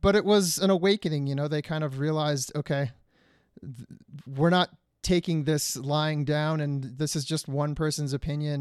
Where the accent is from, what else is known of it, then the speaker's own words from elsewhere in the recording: Detroit, Michigan, United States; moved away; I'm originally from Detroit, Michigan, where the winters are brutal